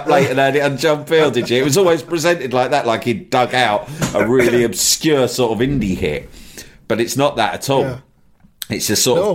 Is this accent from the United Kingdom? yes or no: yes; Brentford, London, United Kingdom; I grew up in Brentford, or I spent a lot of my youth in Brentford